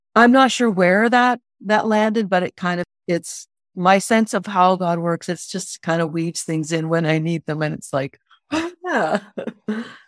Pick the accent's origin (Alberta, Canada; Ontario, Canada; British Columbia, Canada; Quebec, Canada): Ontario, Canada; I grew up in Ontario